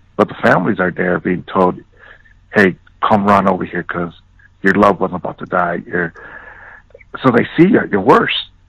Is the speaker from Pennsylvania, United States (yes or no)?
no; Chicago, Illinois, United States; moved away; growing up in the South Side of Chicago